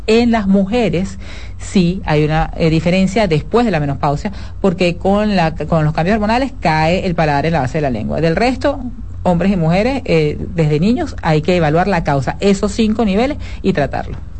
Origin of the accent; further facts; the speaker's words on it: Venezuela; moved away as an adult; now in Dominican Republic; Yo soy venezolana